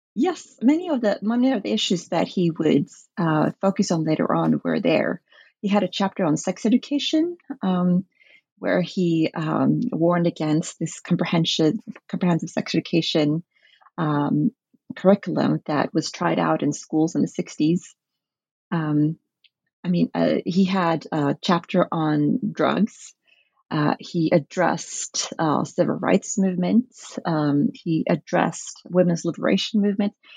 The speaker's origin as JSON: {"language": "English", "area": "the Norwegian Bible belt", "region": "Southern and Western Norway", "country": "Norway", "tie": "born or raised there", "said": "I grew up in the Norwegian Bible belts, which is very influenced by American evangelicalism"}